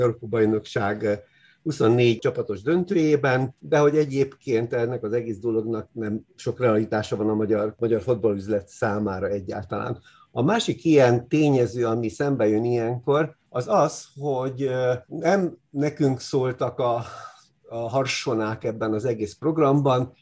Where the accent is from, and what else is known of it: Hungary